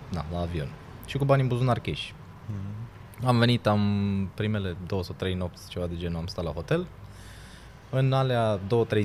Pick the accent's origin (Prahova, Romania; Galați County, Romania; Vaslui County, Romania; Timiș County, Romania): Timiș County, Romania; Timișoara